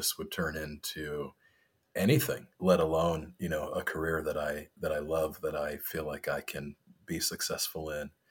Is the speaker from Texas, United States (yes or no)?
no; New York, United States; moved away as an adult; also born or lived in Montreal / California; now in St. Louis, United States; I grew up in New York and went to college on the Eastern Seaboard